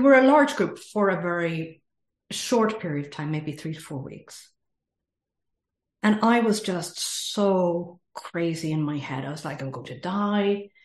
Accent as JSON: {"language": "English", "country": "Ireland", "also_born_or_lived": "Middle East", "accent": "Irish", "moved": "as an adult", "said": "I am from Ireland, as you can probably hear in the accent. I have lived all around the world, including the Middle East, for 25 years."}